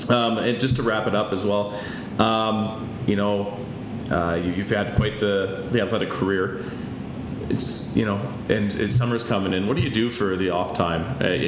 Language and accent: English; Peace River, Alberta, Canada; moved away; I'm from the Peace Country, so like Peace River area.